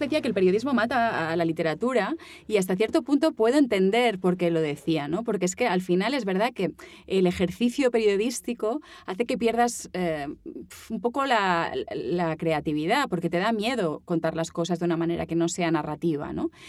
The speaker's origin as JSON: {"language": "Spanish", "area": "Mallorca", "region": "Balearic Islands", "country": "Spain", "accent": "Mallorcan", "moved": "as an adult", "lives_now": "Barcelona, Spain", "said": "yo me fui de Mallorca tenía que irme de Mallorca"}